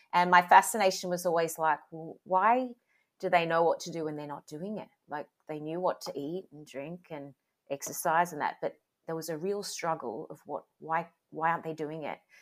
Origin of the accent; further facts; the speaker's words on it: Sydney, New South Wales, Australia; I grew up in Sydney, Australia.